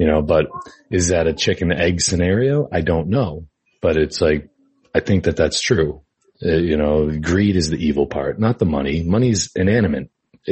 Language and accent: English; Massachusetts, United States; I'm from Massachusetts. And that's where I grew up, born and raised, you know, Massachusetts.